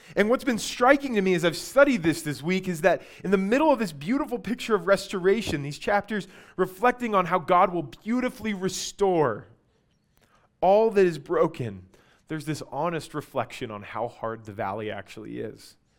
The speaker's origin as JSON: {"language": "English", "town": "Albuquerque", "region": "New Mexico", "country": "United States", "tie": "born or raised there", "said": "I grew up in Albuquerque"}